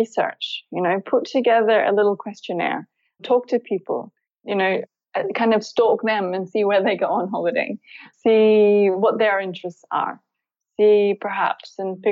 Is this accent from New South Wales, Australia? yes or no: yes; Byron Bay, New South Wales, Australia; moved away as an adult; also born or lived in United Kingdom; I'm born and raised in Byron Bay, Australia